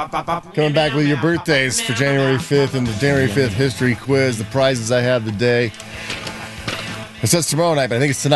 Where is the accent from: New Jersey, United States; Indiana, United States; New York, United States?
Indiana, United States; Indiana, my home state